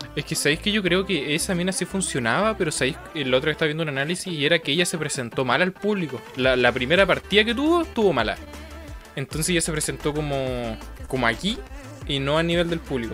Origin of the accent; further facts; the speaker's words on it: Coquimbo, Chile; nosotros somos de Coquimbo